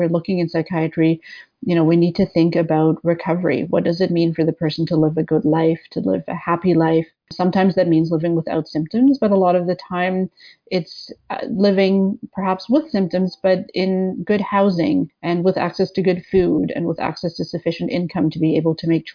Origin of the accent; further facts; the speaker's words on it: West Coast, Canada; moved away as an adult; also born or lived in Sackville, New Brunswick; now in Toronto, Canada; I'm from the West Coast, and for my undergraduate degree, I ended up in a small town called Sackville, New Brunswick